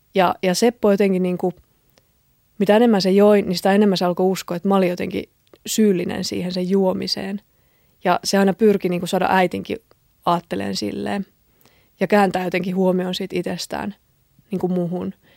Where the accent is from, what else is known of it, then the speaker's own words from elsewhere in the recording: a small town in southern Finland, Finland; mä oon kotoisin eteläsuomalaisesta pikkukaupungista